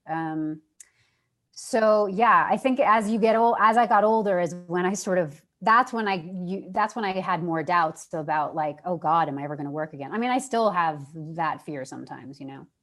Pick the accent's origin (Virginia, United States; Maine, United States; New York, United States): New York, United States; moved away as an adult; I'm from New York. I love it there